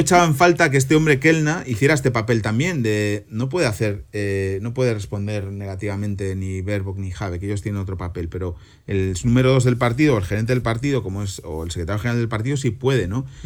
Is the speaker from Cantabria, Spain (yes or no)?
yes; Santoña, Cantabria, Spain; now in Germany; estoy volando camino a mi pueblo, a Santoña, donde el viernes que viene, a esta hora, a la hora de comer, estaré comiendo anchoas y bocartes rebozados que va a preparar mi madre.